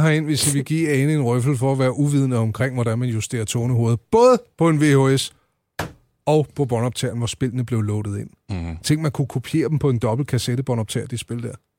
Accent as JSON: {"language": "Danish", "town": "Lejre", "region": "Zealand", "country": "Denmark", "tie": "born or raised there", "said": "lejre, hvor jeg voksede op"}